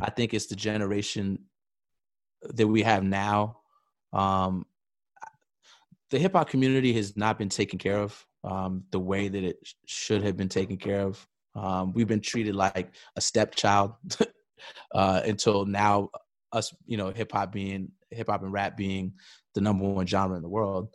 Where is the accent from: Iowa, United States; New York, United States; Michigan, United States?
New York, United States; New York City; born, born and raised in New York City